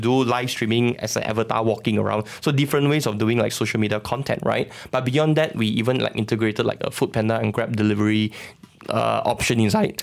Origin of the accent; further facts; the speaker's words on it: Sabah, Malaysia; moved away; I'm from Sabah